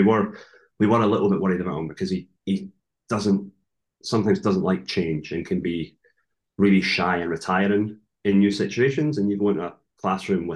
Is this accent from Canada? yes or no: no; further up the coast from Edinburgh, Scotland, United Kingdom; moved away as an adult; now in New Zealand; I'm not originally from Edinburgh. I'm kind of from further up the coast